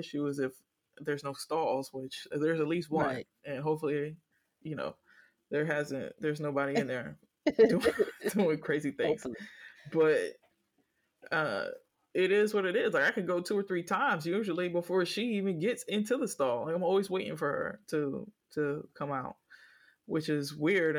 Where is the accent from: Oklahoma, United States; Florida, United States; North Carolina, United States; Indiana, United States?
Florida, United States; Miami; I am from Miami